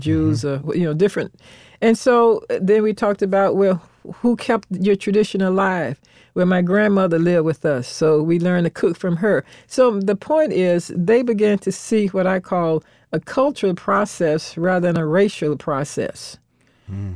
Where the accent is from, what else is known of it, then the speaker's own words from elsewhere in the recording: Orlando, Florida, United States; I grew up in Orlando, Florida, era strict segregation